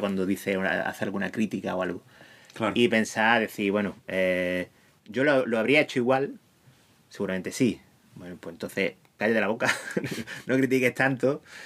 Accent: Huelva, Andalusia, Spain; soy de Huelva

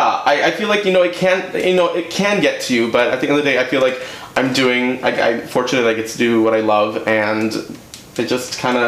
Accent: Houston, Texas, United States; moved away; I'm from Houston, Texas originally

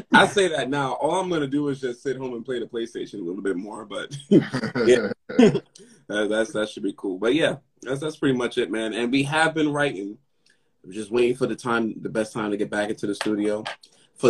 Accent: New York City, New York, United States; also born or lived in Harlem, New York City; I was born and raised in the Bronx, but now we live in Harlem

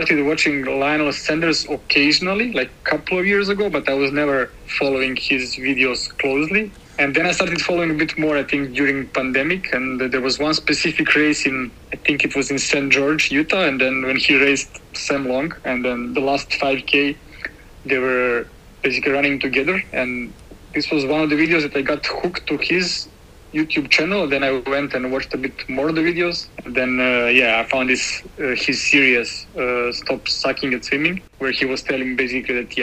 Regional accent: Serbia; moved away as an adult; now in Berlin, Germany; I'm coming from Serbia, and I live in Berlin since 6.5 years ago

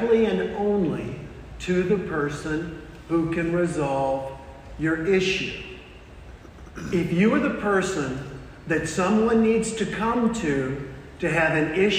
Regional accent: South Carolina, United States; I am from the South. I'm originally from South Carolina

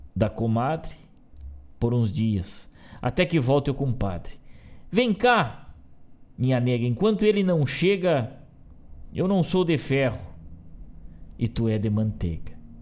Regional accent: Rio Grande do Sul, Brazil; falando das coisas da nossa terra do jeito que a gente sabe

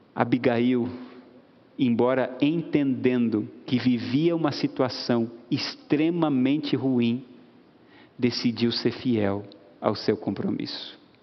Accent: Rio Grande do Sul, Brazil; moved away; lá no Rio Grande do Sul, estado de onde eu vim

